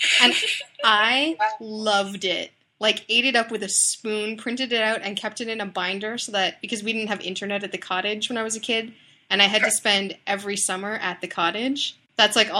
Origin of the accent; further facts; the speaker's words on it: Canada; I'm Canadian